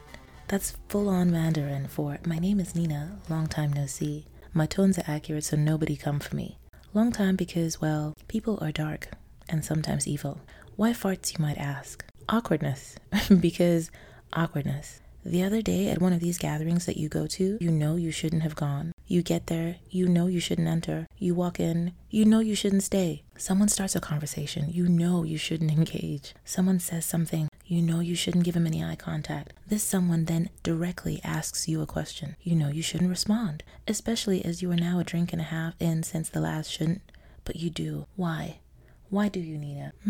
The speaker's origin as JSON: {"language": "English", "country": "Nigeria", "said": "I'm Nigerian"}